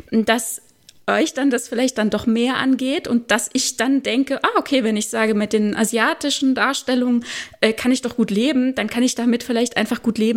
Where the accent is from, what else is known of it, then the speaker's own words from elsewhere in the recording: Germany; dass ich, dass ich mich falsch repräsentiert fühle als Deutsche.